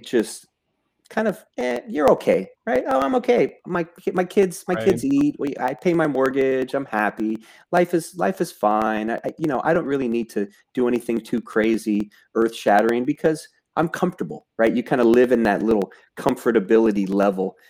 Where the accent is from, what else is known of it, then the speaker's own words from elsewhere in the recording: Southern California, United States; I grew up in Southern California as kind of your typical Southern California kid